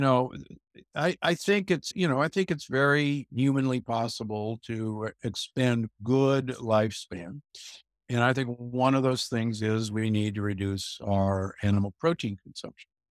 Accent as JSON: {"language": "English", "town": "Omaha", "region": "Nebraska", "country": "United States", "tie": "born or raised there", "moved": "yes", "said": "I grew up in Omaha, Nebraska, you know, where, where meat is king"}